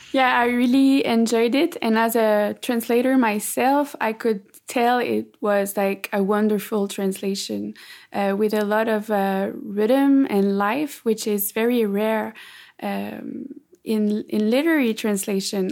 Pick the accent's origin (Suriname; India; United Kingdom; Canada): Canada; Quebec; first language French; English is a second language